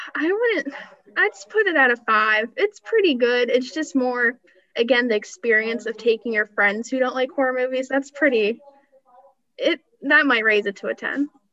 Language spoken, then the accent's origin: English; Sharon, Pennsylvania, United States; I grew up here, I, I'm from Sharon